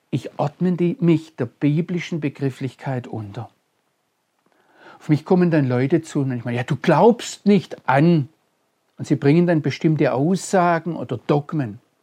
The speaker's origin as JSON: {"language": "German", "country": "Germany", "said": "als Deutscher und als Christ"}